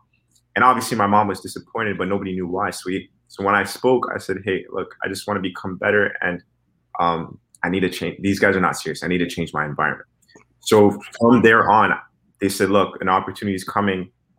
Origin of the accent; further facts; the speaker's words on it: Canada; as a Canadian soccer player, I don't have a European visa